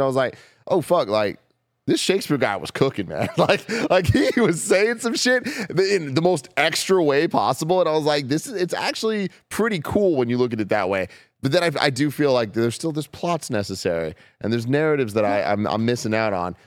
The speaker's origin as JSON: {"language": "English", "town": "San Francisco", "region": "California", "country": "United States", "tie": "born or raised there", "said": "I'm born and raised in San Francisco"}